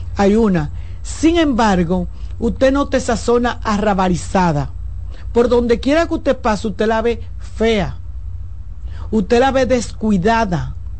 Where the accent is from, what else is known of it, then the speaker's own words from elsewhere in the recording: Santo Domingo, Distrito Nacional, Dominican Republic; yo nací en la, en la clínica Doctor Rosario, ahí en el ensanche Luperón, y me crié